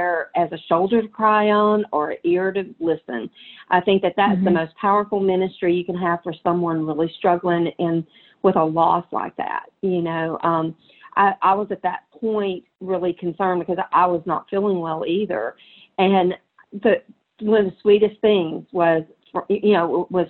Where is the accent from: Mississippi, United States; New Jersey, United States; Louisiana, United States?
Mississippi, United States; also born or lived in Alabama; now in Tennessee, United States; I am definitely bona fide Southern. When I grew up in Mississippi, lived in Alabama 20 years, and now I'm in Tennessee.